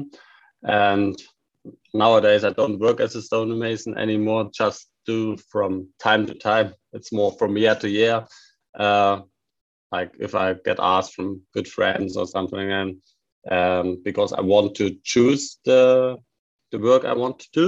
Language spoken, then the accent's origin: English; Saxony, Germany; English is a second language; moved away as an adult; also born or lived in Baden-Württemberg; my hometown and Saxony